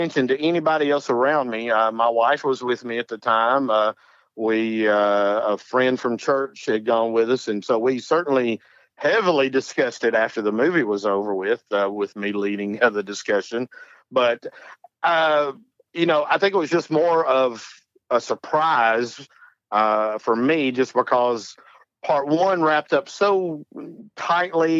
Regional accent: North Alabama, United States; I am from North Alabama

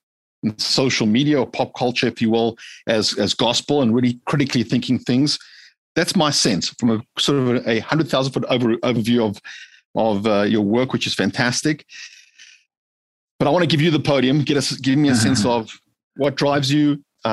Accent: Johannesburg, Gauteng, South Africa; born there; I hail from Africa, born in Johannesburg, South Africa

